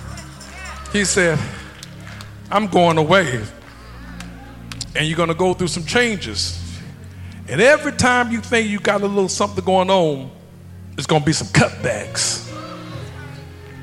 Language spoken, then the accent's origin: English; Ohio, United States; moved away; I'm from Ohio originally